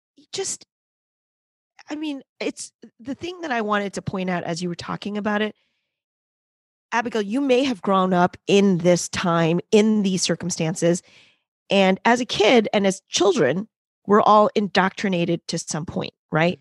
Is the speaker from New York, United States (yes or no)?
yes; New York City, New York, United States; I am a New Yorker. I am in New York City. but I did grow up in one of the boroughs